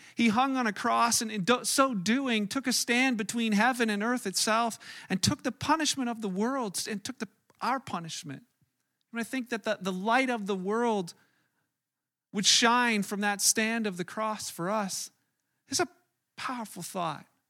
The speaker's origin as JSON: {"language": "English", "country": "Canada", "said": "as a Canadian"}